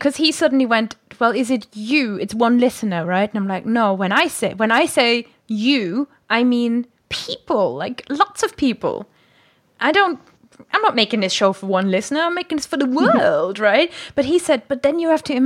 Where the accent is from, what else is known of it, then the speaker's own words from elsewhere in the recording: Germany; moved away; Wir sind beide Deutsche